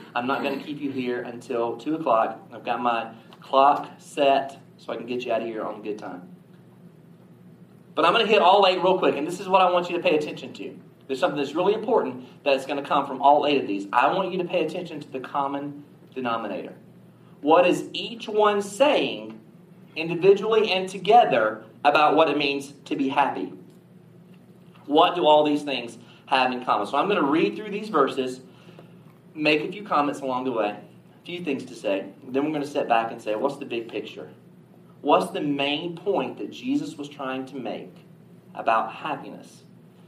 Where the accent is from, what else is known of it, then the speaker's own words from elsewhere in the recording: the South, United States; we're from the South